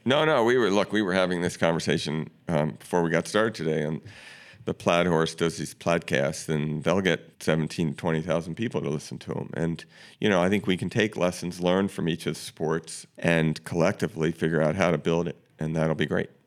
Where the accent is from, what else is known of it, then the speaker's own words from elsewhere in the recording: Baltimore, Maryland, United States; I grew up in Baltimore